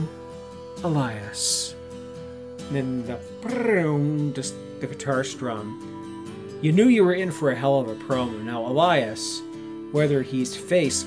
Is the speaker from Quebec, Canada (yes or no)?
no; Southern Ontario, Canada; me being a Southern Ontario boy, I'm not from Toronto. I live like 3 hours west of the city